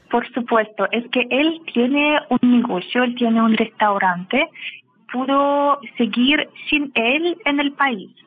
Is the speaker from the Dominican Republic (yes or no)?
no; Saint Petersburg, Russia; Spanish is a second language; moved away as an adult; now in Santiago, Chile; Yo soy de San Petersburgo